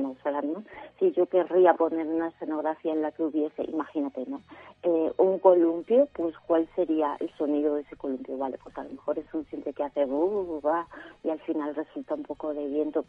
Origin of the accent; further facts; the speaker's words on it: Sarria, Galicia, Spain; moved away as an adult; now in Madrid, Spain; en mi pueblo en Sarria